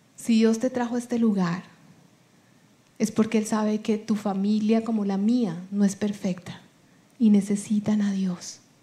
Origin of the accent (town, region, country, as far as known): Colombia; first language Spanish